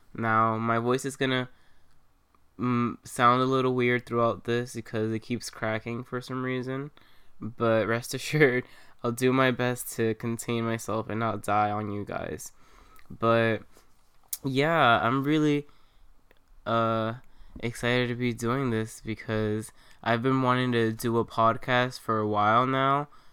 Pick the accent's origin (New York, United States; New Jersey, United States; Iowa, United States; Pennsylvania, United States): New York, United States; New York City; I'm from Queens